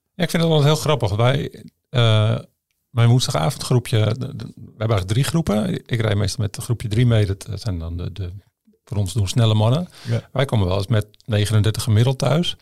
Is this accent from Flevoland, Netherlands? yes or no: yes; Flevoland, Netherlands; Wij komen toevallig allebei uit Flevoland